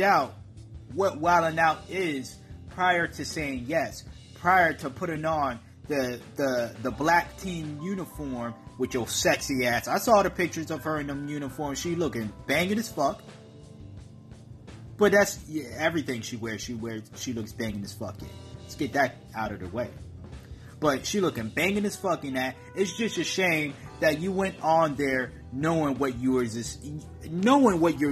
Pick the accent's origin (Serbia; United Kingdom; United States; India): United States; Massachusetts; I'm from Massachusetts